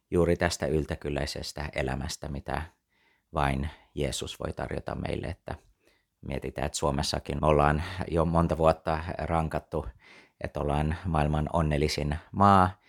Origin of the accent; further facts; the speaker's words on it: Taiwan; also born or lived in United States; synnyin ja kasvoin Taivanilla lähetyslapsena koko lapsuuteni ja, ja tota, sitten siitä eteenpäin tota, tein lähetystyötä kiinalaisten parissa New Yorkissa, vietin melkein 20 vuotta Yhdysvalloissa ja sieltä sitten palasin Taivaniin itse lähetystyöhön teologian kouluttajana seitsemän vuotta